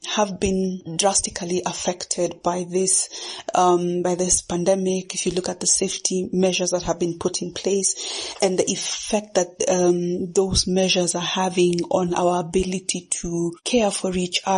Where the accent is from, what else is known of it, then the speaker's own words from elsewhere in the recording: Kenya; first language Kikuyu; English is a second language; I am a Kenyan born and based poet